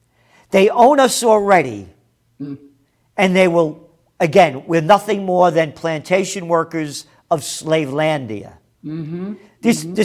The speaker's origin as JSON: {"language": "English", "country": "United States", "said": "I am an American."}